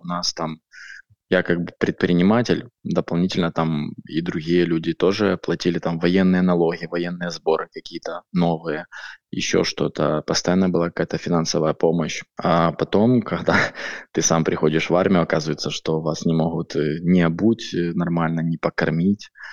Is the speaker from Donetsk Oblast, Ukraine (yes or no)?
no; Chernihiv, Chernihiv Oblast, Ukraine; я сам из Чернигова, самый северный город Украины